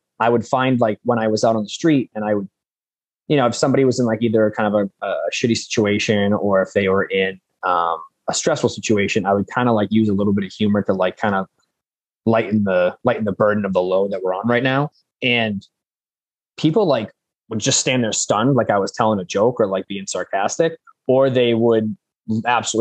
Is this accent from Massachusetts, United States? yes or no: yes; Central Massachusetts, United States; I'm from Massachusetts. I'm from like Central Mass